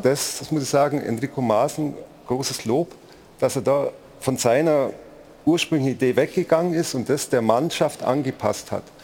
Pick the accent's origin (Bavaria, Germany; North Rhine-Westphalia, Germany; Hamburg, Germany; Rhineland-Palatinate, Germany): Bavaria, Germany; Augsburg; als gebürtiger Augsburger